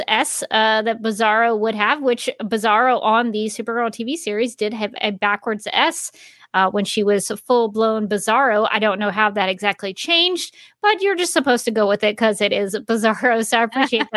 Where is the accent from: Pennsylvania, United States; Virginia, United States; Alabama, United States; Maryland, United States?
Alabama, United States; Birmingham; where I'm from in Birmingham, Alabama